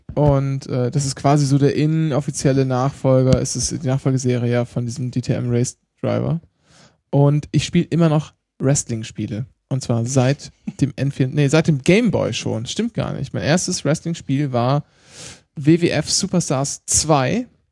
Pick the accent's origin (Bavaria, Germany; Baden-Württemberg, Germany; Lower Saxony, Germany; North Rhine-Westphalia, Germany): Lower Saxony, Germany; East Frisia; ich komme halt aus Ostfriesland und spreche Plattdeutsch